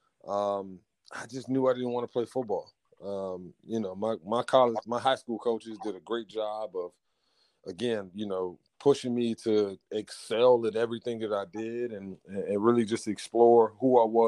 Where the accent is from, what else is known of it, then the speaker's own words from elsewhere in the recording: Washington, District of Columbia, United States; Born and raised in the Washington, D.C.